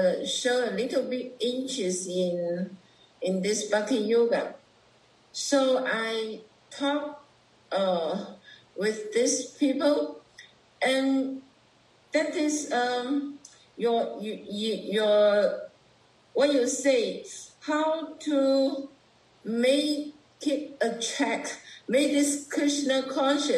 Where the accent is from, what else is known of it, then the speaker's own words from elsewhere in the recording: Guangzhou, Guangdong, China; I'm from China, Guangzhou.